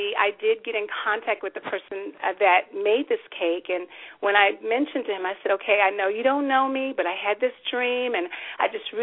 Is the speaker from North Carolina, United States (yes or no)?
no; Oklahoma, United States; moved away; I'm a native of Oklahoma